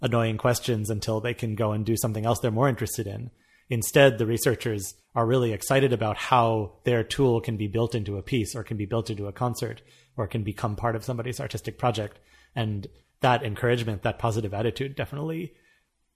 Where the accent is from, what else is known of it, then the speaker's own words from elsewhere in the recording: United States; moved away; as an American